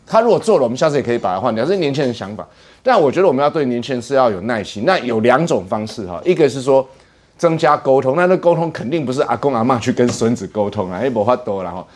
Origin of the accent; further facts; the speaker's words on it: Taiwan; 我们台湾人